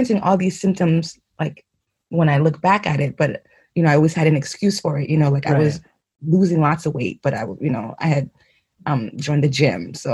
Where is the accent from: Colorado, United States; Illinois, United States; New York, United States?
New York, United States; moved away as an adult; also born or lived in Haiti / White Plains, New York; now in Geneva, Switzerland; I was born in Haiti, yes, but, you know, I grew up in New York.